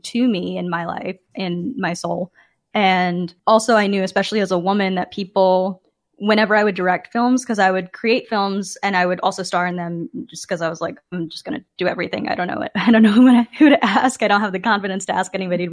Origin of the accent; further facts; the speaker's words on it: Dallas, Texas, United States; moved away as an adult; also born or lived in Chicago, Illinois; now in Kansas City, United States; I was coming from Dallas, Texas, where I had grown up